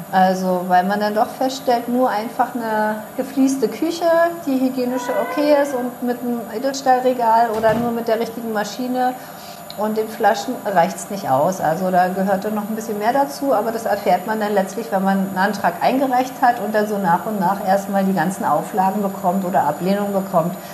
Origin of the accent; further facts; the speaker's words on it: Potsdam, Brandenburg, Germany; beide stammen wir aus Brandenburg.